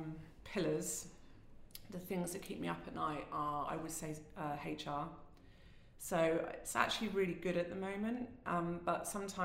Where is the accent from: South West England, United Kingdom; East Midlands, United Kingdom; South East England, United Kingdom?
South West England, United Kingdom; Somerset; moved away; I'm originally from Somerset, where the cider apples come from